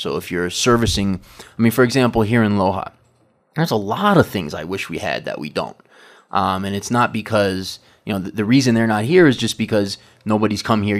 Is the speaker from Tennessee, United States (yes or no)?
no; New York, United States; now in Ecuador; I come from New York. You know, I was in New York for many years, kind of a pizza snob.